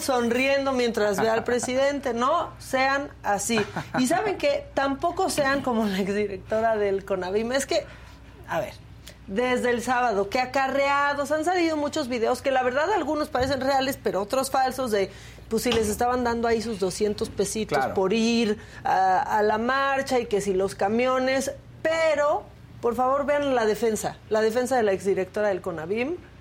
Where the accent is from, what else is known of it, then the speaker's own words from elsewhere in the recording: Mexico; somos felices los mexicanos